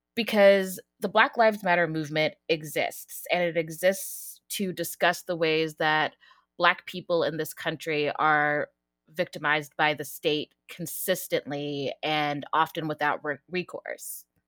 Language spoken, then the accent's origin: English; Denver, Colorado, United States; moved away as an adult; also born or lived in Pittsburgh / Texas; now in Virginia, United States; I'm from Colorado, from Denver